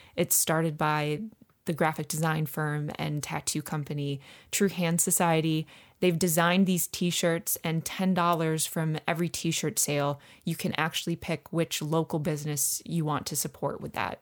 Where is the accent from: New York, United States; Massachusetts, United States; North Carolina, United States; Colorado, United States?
New York, United States; Finger Lakes; moved away as an adult; also born or lived in Syracuse, United States; now in Philadelphia, United States; I'm from the Finger Lakes